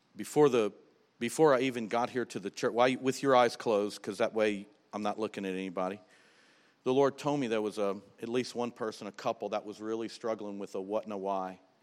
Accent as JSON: {"language": "English", "region": "South Louisiana", "country": "United States", "said": "we're from South Louisiana"}